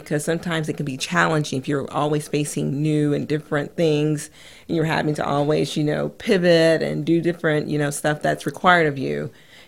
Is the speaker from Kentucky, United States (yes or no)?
no; California, United States; also born or lived in Washington, D.C. / Idaho; I mean, I grew up in California. Then I spent some time in D.C. And then I believe also in Idaho is some of the places that we went to.